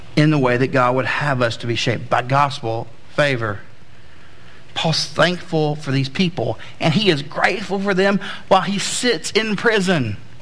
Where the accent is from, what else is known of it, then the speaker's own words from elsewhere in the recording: Southeast, United States; I grew up in the Southeast